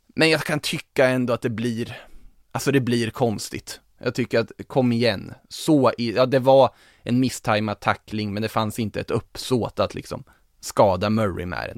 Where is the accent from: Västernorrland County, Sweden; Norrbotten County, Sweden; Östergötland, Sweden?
Östergötland, Sweden; Norrköping; som Norrköpingsbo som man är